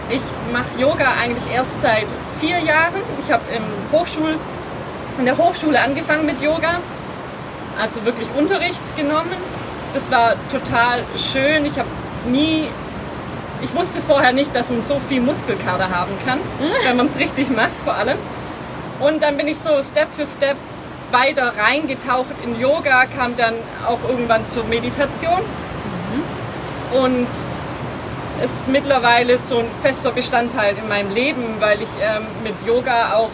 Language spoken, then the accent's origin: German; Lenningen, Baden-Württemberg, Germany; Also, ich komme aus der Nähe von Stuttgart, äh, bin in einem kleinen Dorf aufgewachsen namens Lenningen.